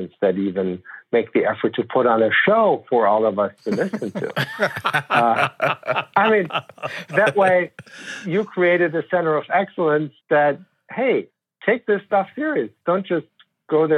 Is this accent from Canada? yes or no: no; Germany; moved away as an adult; now in United States; So I grew up in Germany, born and raised there. My little family came over to the U.S. in 2008.